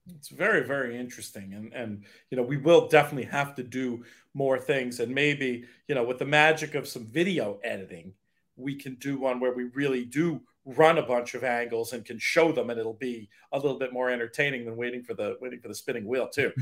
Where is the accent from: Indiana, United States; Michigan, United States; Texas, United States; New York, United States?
New York, United States; New York City; as a Brooklynite